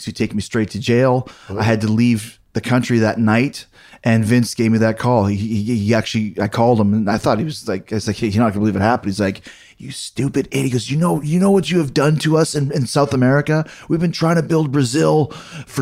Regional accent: Winnipeg, Manitoba, Canada; I grew up in Winnipeg

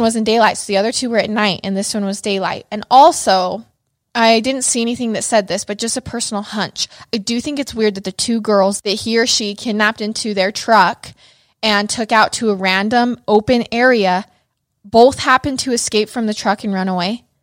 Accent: Idaho Falls, Idaho, United States; moved away; growing up in Idaho

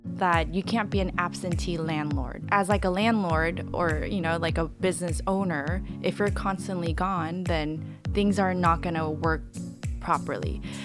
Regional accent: Los Angeles, California, United States; also born or lived in San Francisco; I grew up in Los Angeles, born and raised here.

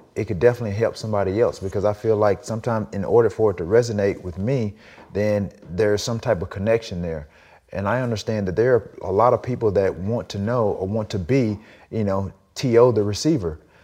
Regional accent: the South, United States; growing up in the South

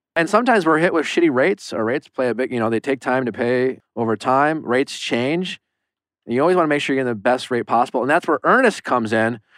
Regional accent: Waukesha, Wisconsin, United States; moved away as an adult; now in Los Angeles, United States; I'm from Waukesha, Wisconsin

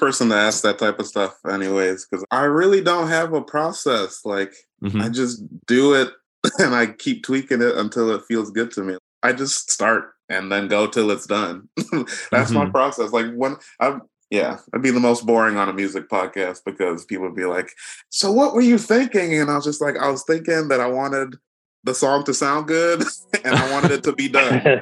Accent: Nigeria; I'm Nigerian

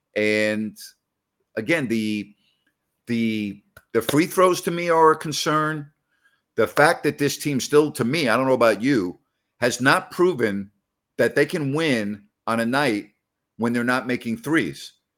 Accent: New York, United States; now in Sacramento, United States; I'm from New York

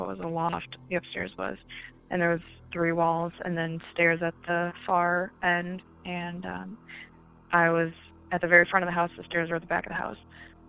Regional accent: Great Lakes, United States; but I'm from the Great Lakes region and my stories pretty much are all in my childhood. I grew up in a haunted house

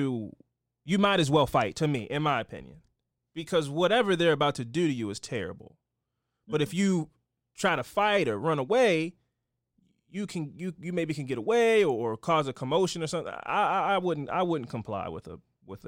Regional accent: Baltimore, Maryland, United States; I'm from Baltimore. I'm black.

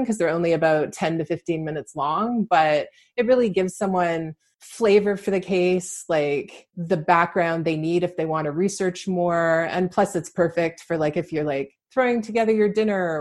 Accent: Vancouver, British Columbia, Canada; moved away as an adult; now in London, Canada; I'm originally from the Vancouver, BC area, but I moved to London, Ontario around 6 years ago.

